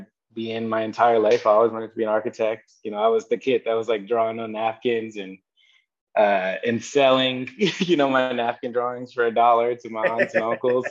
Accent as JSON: {"language": "English", "region": "Ohio", "country": "United States", "tie": "born or raised there", "also_born_or_lived": "Wisconsin / Indiana", "moved": "yes", "said": "I was born and raised in Ohio. Really Dayton, Ohio, Cleveland, Ohio are my roots"}